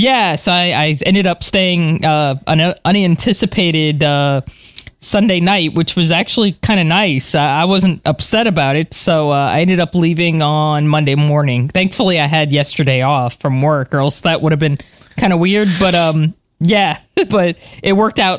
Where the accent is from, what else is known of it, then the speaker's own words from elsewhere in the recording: Florida, United States; my home state of Florida